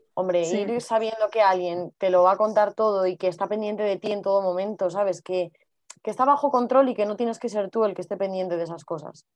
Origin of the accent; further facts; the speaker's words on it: Madrid, Community of Madrid, Spain; somos las dos de Madrid